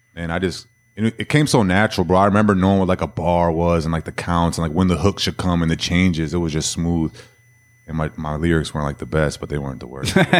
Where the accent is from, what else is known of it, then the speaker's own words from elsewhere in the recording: Minnesota, United States; now in Texas, United States; everybody knows I'm from Minnesota because all I wear is Minnesota gear